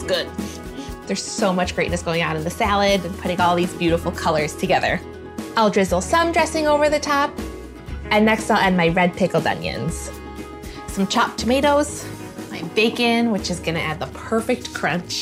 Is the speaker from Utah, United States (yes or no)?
no; Chicago, Illinois, United States; now in North Dakota-Minnesota border, United States; I grew up in Chicago